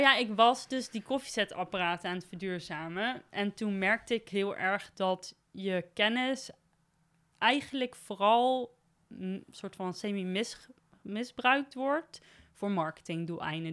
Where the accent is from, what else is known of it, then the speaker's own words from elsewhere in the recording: Nijmegen, Gelderland, Netherlands; also born or lived in Beuningen; als een Nijmegenaar, wel echt. Dus ik ben geboren in Beuningen, maar eh, naar school geweest in Nijmegen en altijd rondom Nijmegen